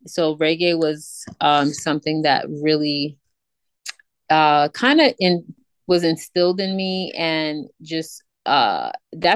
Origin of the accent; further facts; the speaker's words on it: New York City, New York, United States; I am definitely a New Yorker, born and raised in New York, mostly grew up in Queens